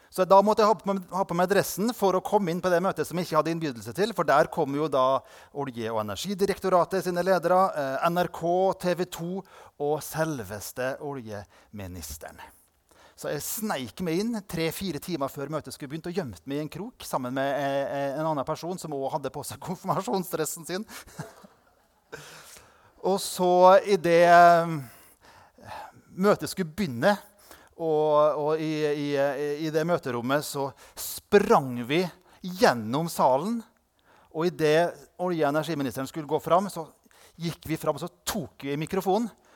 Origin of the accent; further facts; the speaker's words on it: Indre Nordmøre, Møre og Romsdal, Norway; der jeg kommer fra, på Indre Nordmøre, der har vi to lokalaviser.